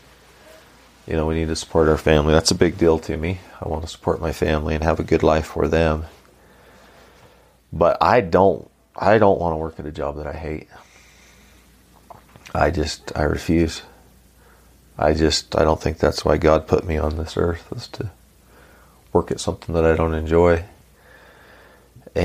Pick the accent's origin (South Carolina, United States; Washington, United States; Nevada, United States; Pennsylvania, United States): Nevada, United States; Starr Valley; growing up in Star Valley, Nevada, it's a unique part of Nevada